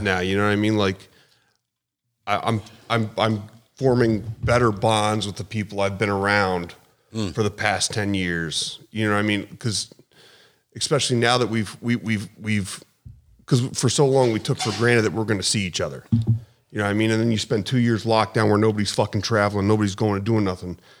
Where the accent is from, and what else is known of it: Charlotte, North Carolina, United States; born or raised there; moved away; also born or lived in Philadelphia, Pennsylvania / New Mexico / upstate New York